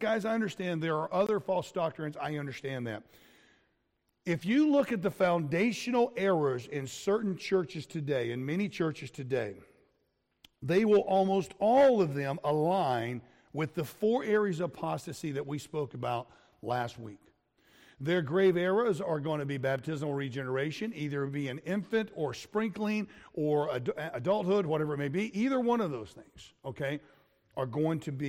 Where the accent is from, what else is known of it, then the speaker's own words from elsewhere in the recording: Florida, United States; I grew up in Florida with the alligators